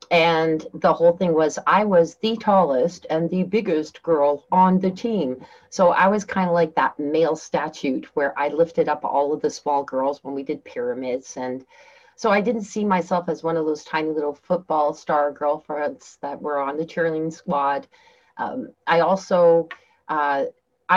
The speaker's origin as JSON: {"language": "English", "country": "Canada", "tie": "born or raised there", "also_born_or_lived": "Turkey", "said": "I came from Turkey, having lived there for 4 years, and then I moved back to Canada"}